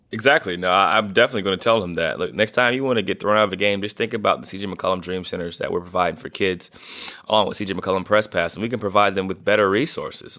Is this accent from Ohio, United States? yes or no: yes; Northeast Ohio, United States; being from Northeast Ohio